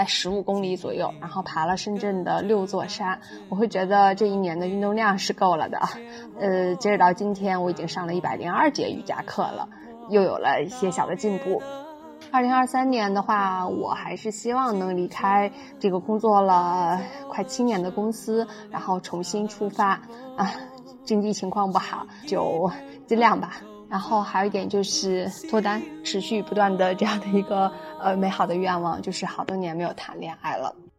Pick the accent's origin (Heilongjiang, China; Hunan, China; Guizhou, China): Heilongjiang, China; Harbin; also born or lived in Beijing; now in Shenzhen, China; 在北京待了十年之后，工作调动到了深圳。我本人实现了从最北，因为我家乡是哈尔滨的，到最南的一个跨越。